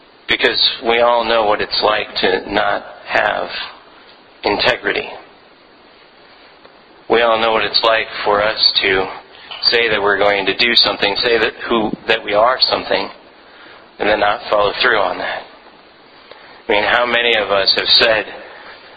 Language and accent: English; Philippines; moved away; I grew up in the Philippines